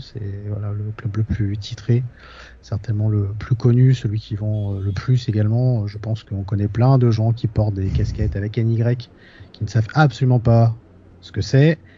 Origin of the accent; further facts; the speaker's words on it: Nogent-sur-Marne, Île-de-France, France; ma ville natale de Nogent-sur-Marne